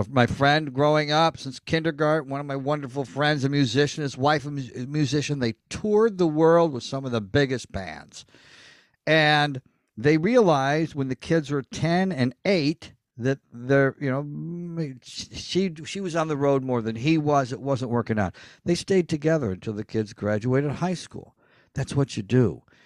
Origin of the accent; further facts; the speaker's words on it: Elmira, New York, United States; now in Hollywood, United States; I'm from Elmira, New York